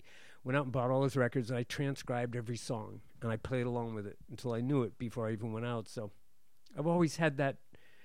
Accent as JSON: {"language": "English", "town": "Brockton", "region": "Massachusetts", "country": "United States", "tie": "born or raised there", "said": "I grew up in Brockton, Massachusetts."}